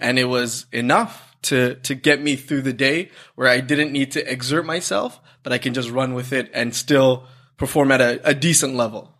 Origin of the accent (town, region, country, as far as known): Toronto, Ontario, Canada; born or raised there; also born or lived in Sri Lanka